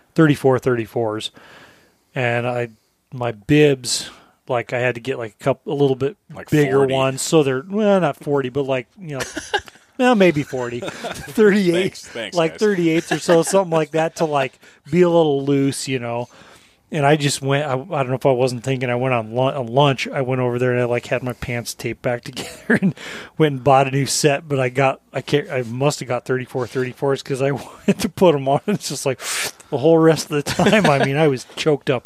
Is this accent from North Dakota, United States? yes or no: no; Colorado, United States; now in Alaska, United States; I'm not from the Midwest. Like I'm from Colorado originally. Basically lived more than half my life here now